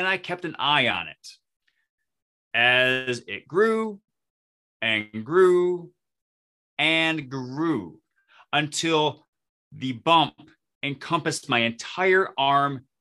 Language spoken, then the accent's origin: English; Flint, Michigan, United States; moved away as an adult; now in New Ulm, United States; I grew up in the Flint, Michigan area. And in 2002, I moved to New Ulm, Minnesota